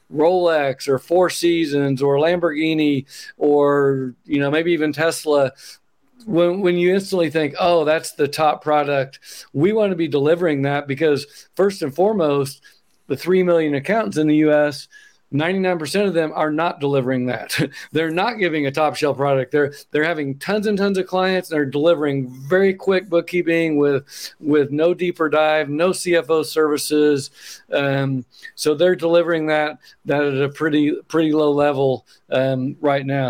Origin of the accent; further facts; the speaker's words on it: Oklahoma, United States; moved away as an adult; now in Bend, United States; if you notice my accent, I'm from Oklahoma. I live in Oregon now